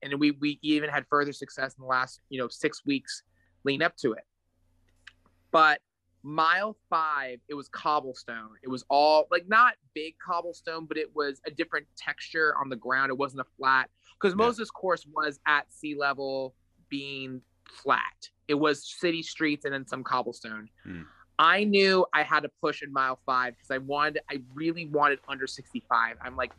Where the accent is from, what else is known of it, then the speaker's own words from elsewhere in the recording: United States; This is horrible. I'm an American. Football's like the biggest thing here since like, you know, Buffalo Wings, and I don't know how many yards are in a football field.